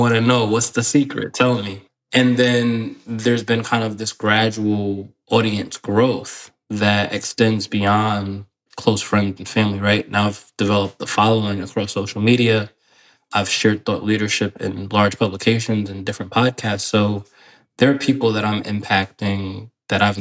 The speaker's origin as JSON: {"language": "English", "area": "Westchester County", "region": "New York", "country": "United States", "tie": "born or raised there", "said": "growing up in Westchester County, New York"}